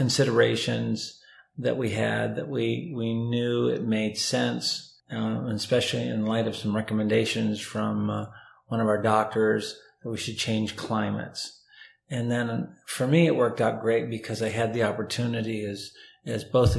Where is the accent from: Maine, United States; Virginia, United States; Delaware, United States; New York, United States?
Maine, United States; Lewiston; moved away as an adult; also born or lived in Bangor, Maine / Falmouth, Maine / Scarborough, Maine; now in North Carolina, United States; I was born and raised in Lewiston